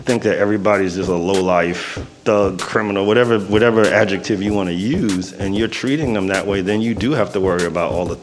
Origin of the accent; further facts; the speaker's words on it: New York City, New York, United States; I grew up in the projects in the Bronx